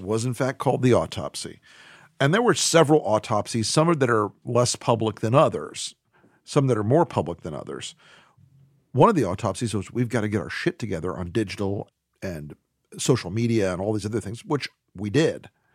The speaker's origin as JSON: {"language": "English", "region": "Florida", "country": "United States", "tie": "born or raised there", "said": "my home state of Florida"}